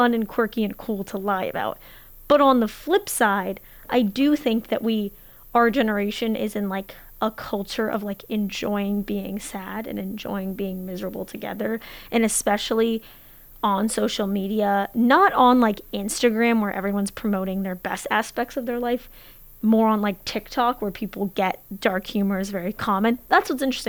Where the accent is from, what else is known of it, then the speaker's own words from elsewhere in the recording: Portland, Oregon, United States; I'm from Portland, Oregon